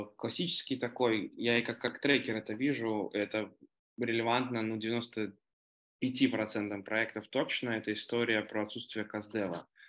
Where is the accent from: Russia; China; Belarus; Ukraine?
Belarus; Minsk; я сам из Минска